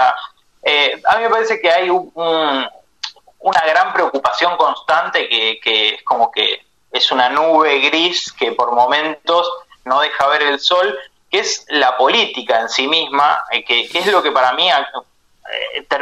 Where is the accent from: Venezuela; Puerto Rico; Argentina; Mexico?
Argentina; que son tierras nuestras, digamos, todos como argentinos, eh, por más que no tengamos la propiedad, eh, eh lo sentimos así, son